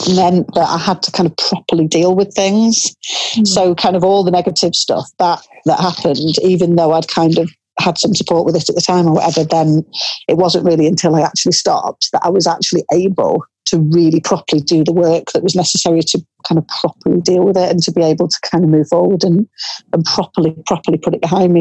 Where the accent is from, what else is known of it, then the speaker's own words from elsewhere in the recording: Cumbria, a small town just outside Carlisle, North West England, United Kingdom; I grew up in Cumbria, in a small town that's uh, just outside Carlisle.